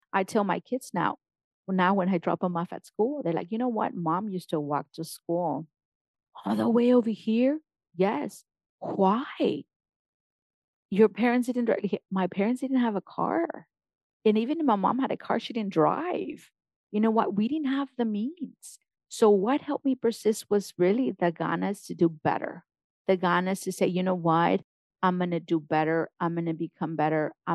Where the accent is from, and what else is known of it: Mexico; born or raised there; first language Spanish; English is a second language; now in United States